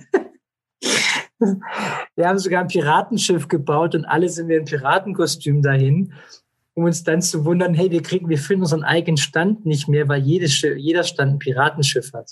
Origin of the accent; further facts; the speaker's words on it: Esslingen, Baden-Württemberg, Germany; ich bin aufgewachsen in Esslingen in der Plinsau Vorstadt